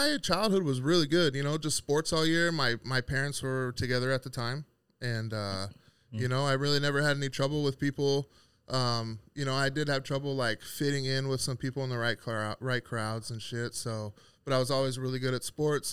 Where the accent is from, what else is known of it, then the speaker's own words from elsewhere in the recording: Santee, California, United States; I was born and raised in Santee, California